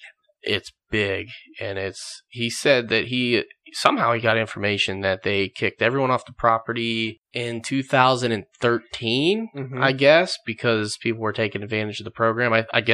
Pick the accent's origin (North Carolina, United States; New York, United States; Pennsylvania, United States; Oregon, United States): Pennsylvania, United States; Edinburg; It's my hometown. You know, Edinburgh, PA, that's just down the street from me. I grew up here.